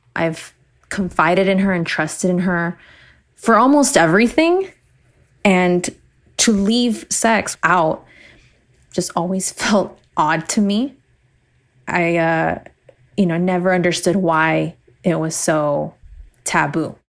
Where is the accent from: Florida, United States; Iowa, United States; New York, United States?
Florida, United States; Miami; I was born and raised in Miami